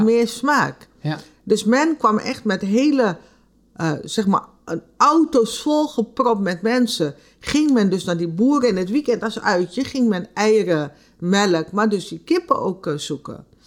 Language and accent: Dutch; Nickerie, Suriname; Ik kom uit Nikeri, mijn familie komt uit het reisdistrict